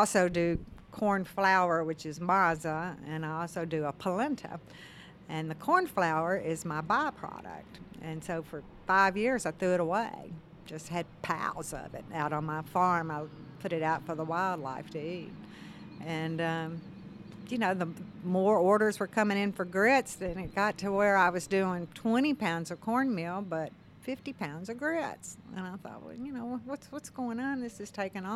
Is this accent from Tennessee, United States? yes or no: yes; Memphis, Tennessee, United States; moved away; also born or lived in Mississippi Delta; I grew up in Memphis